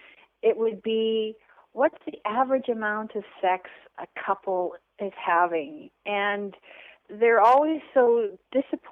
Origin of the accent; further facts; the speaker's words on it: Canada; also born or lived in San Francisco; I am from Canada. I'm Canadian.